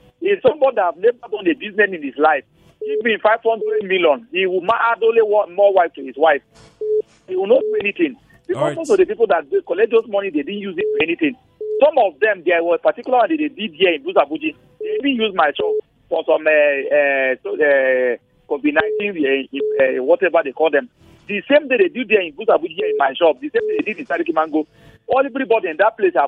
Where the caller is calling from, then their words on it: Nigeria; I'm calling from Buzabudi.